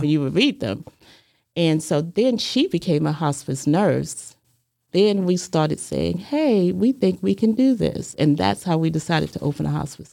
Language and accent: English; Hampton, Virginia, United States; moved away as an adult; also born or lived in New York; now in Chattanooga, United States; I was born in Hampton, Virginia, and I grew up there.